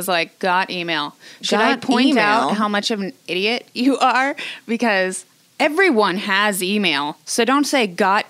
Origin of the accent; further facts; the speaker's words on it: San Diego, California, United States; I was raised in California